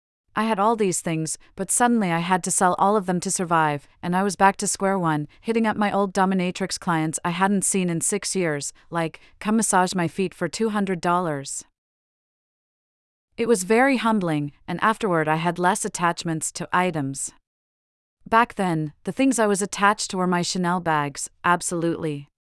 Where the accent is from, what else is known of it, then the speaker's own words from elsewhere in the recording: New York, United States; I grew up in Yorkville, which is much nicer now, but at the time it was very working class, it was still affordable